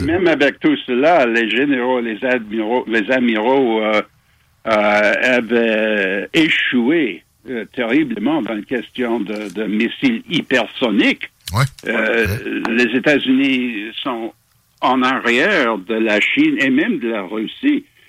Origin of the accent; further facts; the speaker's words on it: Montreal, Quebec, Canada; also born or lived in England; now in Toronto, Canada; Je suis né à Montréal. Je suis dans mon cœur, je suis toujours québécois